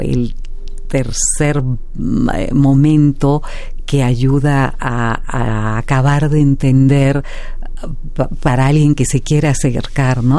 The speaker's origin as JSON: {"language": "Spanish", "country": "Mexico", "said": "como ciudadanos, como mexicanos, mexicanas"}